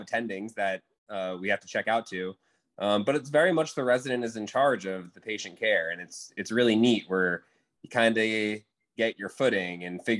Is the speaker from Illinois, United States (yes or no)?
no; Florida, United States; now in New Orleans, United States; I am not from New Orleans. I'm from Florida, so I'm used to the swamp